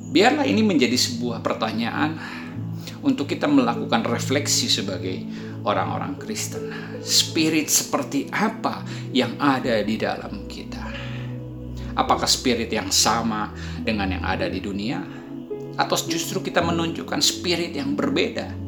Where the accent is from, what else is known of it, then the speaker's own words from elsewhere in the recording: Indonesia; born there; Ya, jadi Ayah saya menikah dengan orang Indonesia dan saya lahir di Indonesia.